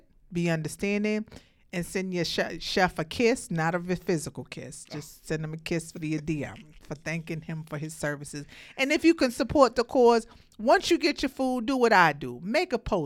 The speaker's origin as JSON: {"language": "English", "region": "New York", "country": "United States", "moved": "yes", "lives_now": "Atlanta, United States", "said": "I live in Atlanta. I'm from New York, of course"}